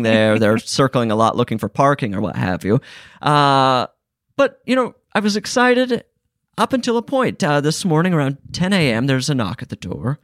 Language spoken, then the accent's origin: English; Utah, United States; I'm from Utah